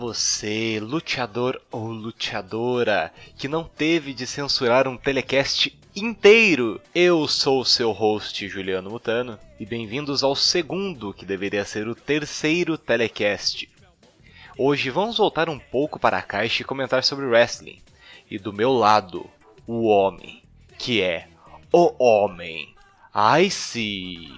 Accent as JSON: {"language": "Portuguese", "country": "Brazil", "said": "eu sou brasileiro"}